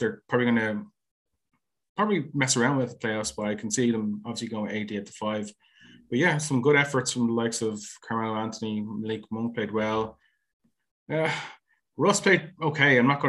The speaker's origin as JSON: {"language": "English", "country": "Ireland", "said": "UK, I'm in Ireland."}